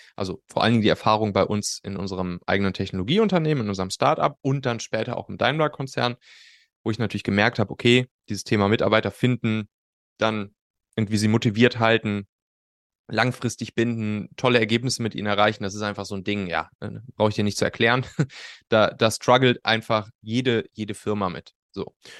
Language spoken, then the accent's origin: German; Rhineland, Germany; auf'm Schulhof bei uns im Rheinland, ne, wo wir, wo wir Abi gemacht haben